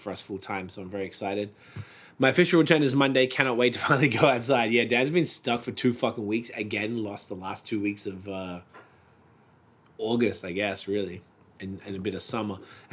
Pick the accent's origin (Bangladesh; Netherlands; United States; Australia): Australia; moved away